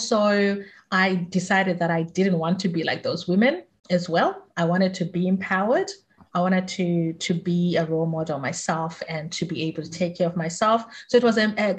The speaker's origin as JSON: {"language": "English", "country": "Zimbabwe", "tie": "born or raised there", "moved": "yes", "lives_now": "Australia", "said": "I grew up in Zimbabwe"}